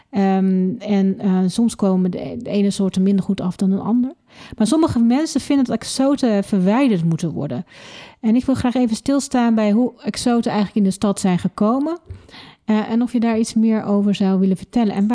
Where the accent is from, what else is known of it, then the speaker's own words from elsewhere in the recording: Leiden, South Holland, Netherlands; dus dat zouden wij als Leidenaar meteen kunnen doen.